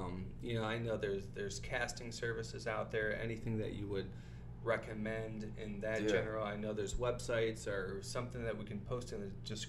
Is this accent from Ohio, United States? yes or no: yes; Toledo, Ohio, United States; now in Los Angeles, United States; So I'm from Toledo, Ohio